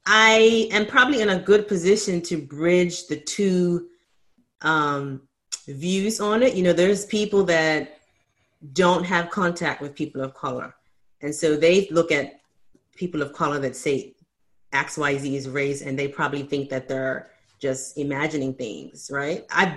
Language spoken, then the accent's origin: English; Bermuda; I grew up in Bermuda and it just mostly everyone in Bermuda is Black.